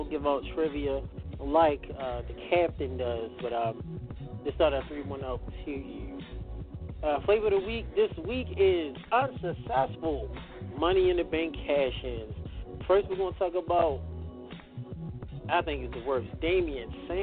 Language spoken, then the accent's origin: English; Baltimore, Maryland, United States; my hometown, in Baltimore, Maryland.